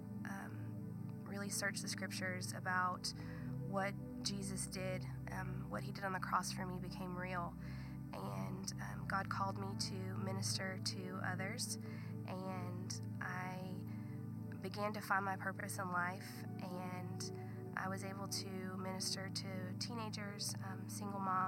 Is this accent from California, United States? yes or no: yes; Southern California, United States; now in Texas, United States; I'm originally from Southern California. I grew up not going to church